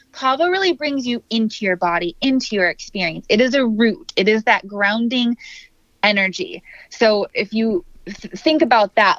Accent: Minnesota, United States; I'm from Minnesota

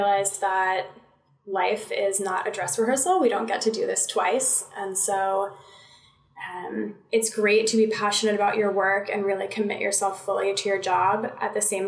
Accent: Connecticut, United States; moved away as an adult; also born or lived in North Carolina / Washington, D.C.; I grew up in Connecticut, spent a little over 20 years there

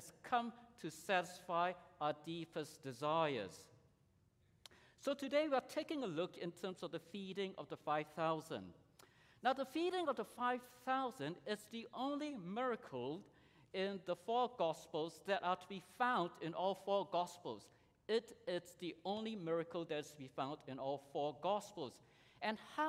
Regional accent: Singapore; I grew up in Singapore in the 70s

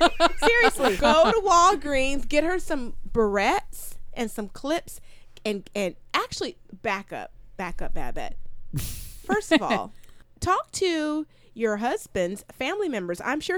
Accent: India; I'm an Indian.

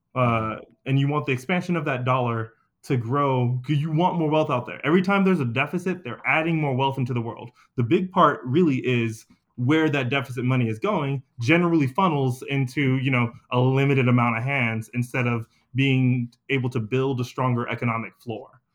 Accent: Anniston, Alabama, United States; my family's from the Deep South, we're from Anniston, Alabama.

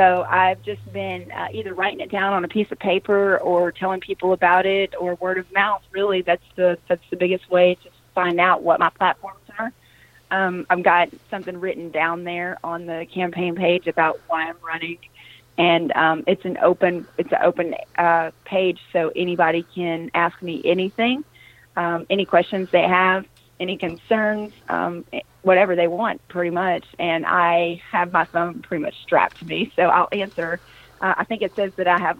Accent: Jonesboro, Arkansas, United States; I was born in Jonesboro

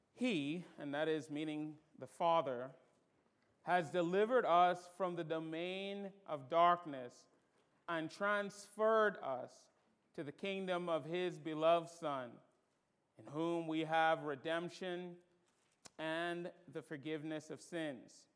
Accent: Bahamas; moved away; I'm from the Bahamas and we don't do gutturals well

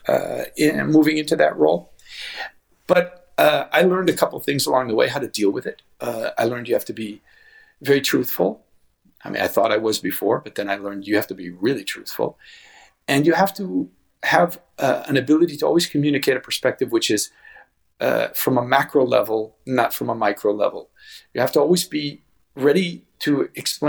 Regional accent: United States; moved away; as an American

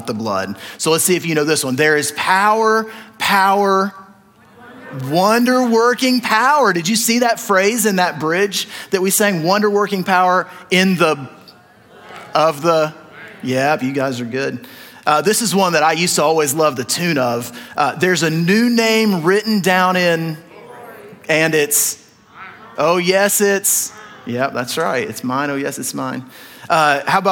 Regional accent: the South, United States; I grew up in the South where there's like 100 times more Baptists than Nazarenes

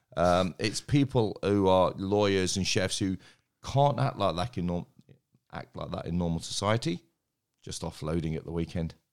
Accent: Derby, East Midlands, United Kingdom; moved away; I was born in Derby

